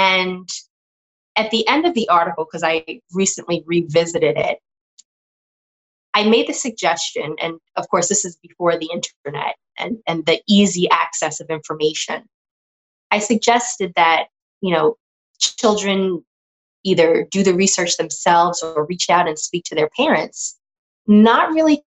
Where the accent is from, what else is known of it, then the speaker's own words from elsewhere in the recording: Hempstead, New York, United States; So I'm a Long Island girl. I grew up in Hempstead, Long Island, and spent quite a bit of time in Huntington and Franklin Square. I had a bit of family there. And I went to a private school in Hempstead called St. Ladislaus